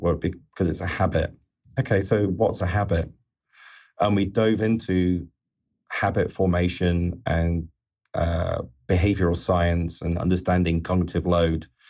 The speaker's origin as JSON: {"language": "English", "region": "England", "country": "United Kingdom", "said": "being an Englishman"}